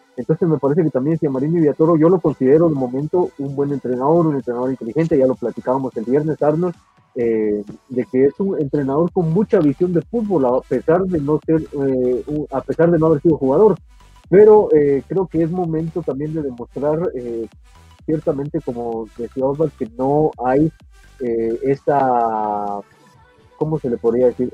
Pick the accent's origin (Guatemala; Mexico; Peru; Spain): Guatemala; somos guatemaltecos